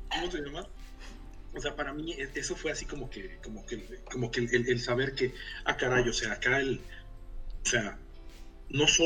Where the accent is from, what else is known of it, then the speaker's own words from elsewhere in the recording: Mexico; moved away as an adult; now in Helsinki, Finland; el tipo de familias en las que crecimos nosotros en, las, en México, O sea, este, yo, yo hago el chiste de que yo me fui de, de ser un, eh, un mexicano clase mediero a ser un pinche inmigrante en el, en el o sea, el equivalente al Valío en, Helsinki